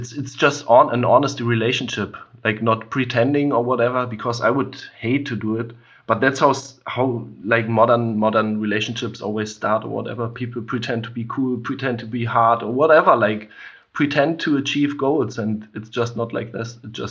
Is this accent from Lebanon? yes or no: no; Germany; I mean, like growing up in Germany, or growing up with, like you have to face these things.